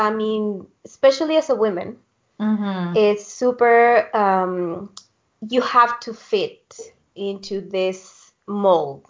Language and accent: English; Guadalajara, Jalisco, Mexico; moved away as an adult; now in Berlin, Germany; growing up in Guadalajara.